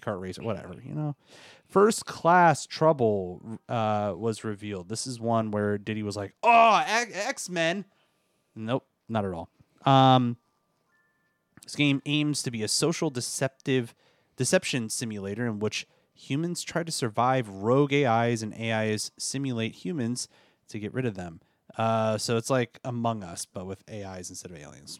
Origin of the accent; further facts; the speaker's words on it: Washington, District of Columbia, United States; growing up in this area here in the DC area, I I grew up with all sorts of ethnicities